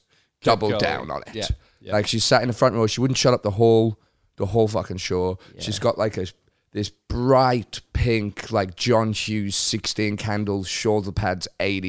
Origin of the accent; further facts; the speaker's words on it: United Kingdom; moved away; because I'm British